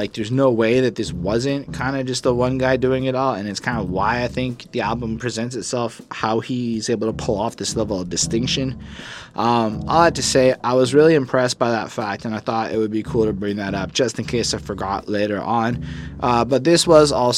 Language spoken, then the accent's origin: English; Canada; I'm a Canadian.